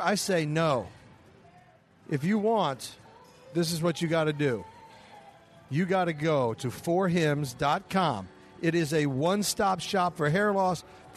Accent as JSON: {"language": "English", "region": "Midwest", "country": "United States", "said": "I'm from the Midwest."}